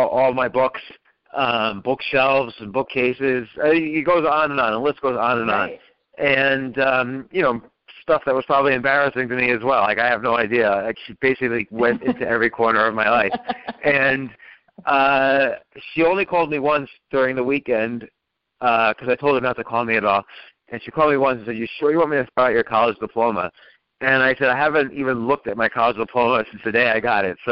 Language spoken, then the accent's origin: English; New Jersey, United States; also born or lived in Manhattan, New York; I was born in Manhattan, but then when I was little, we moved to New Jersey.